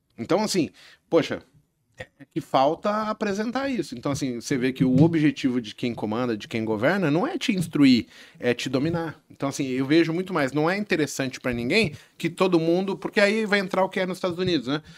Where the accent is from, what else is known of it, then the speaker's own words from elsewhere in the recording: São Paulo, Brazil; eu nasci na Vila Nova Cachoeirinha aqui em São Paulo, né? E aí, de repente, eu estou estudando em escola pública